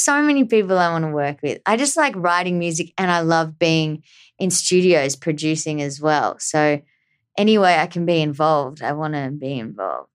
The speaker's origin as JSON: {"language": "English", "country": "Australia", "tie": "born or raised there", "said": "growing up in Australia"}